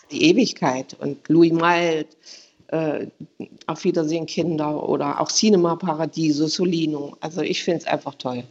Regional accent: Germany; now in Sondershausen, Germany; ich bin ja nun in der DDR aufgewachsen

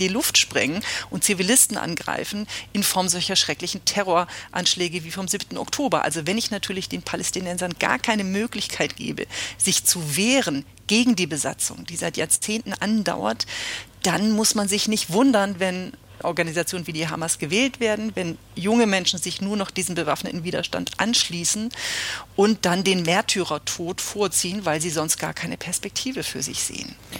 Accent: Germany; als Deutsche

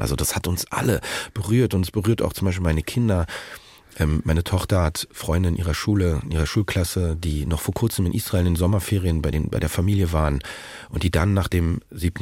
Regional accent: Berlin, Germany; Currywurst als Berliner

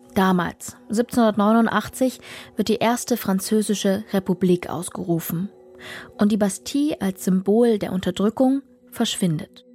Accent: Dresden, Saxony, Germany; meine Heimatstadt Dresden

